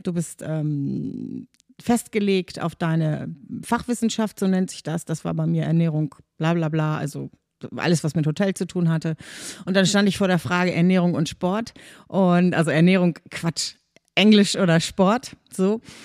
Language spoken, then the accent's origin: German; Kiel, Schleswig-Holstein, Germany; also born or lived in Hamburg / Flintbek; now in Schwarzenbek, Germany; Dann bin ich aber mit vier Jahren schon mit meinen Eltern nach Kiel gezogen und da in der Umgebung von Kiel aufgewachsen